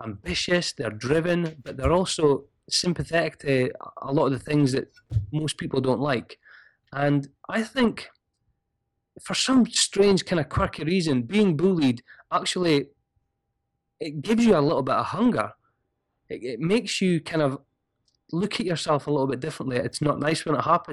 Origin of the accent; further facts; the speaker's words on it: Scotland, United Kingdom; I'm Scottish